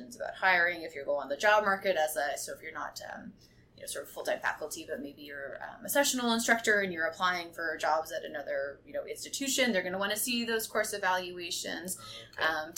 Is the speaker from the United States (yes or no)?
no; Barrie, Ontario, Canada; moved away as an adult; also born or lived in Toronto; Living downtown Toronto, I'm from Barrie, and so I was excited just to come and live in Toronto, living in the dorm away from home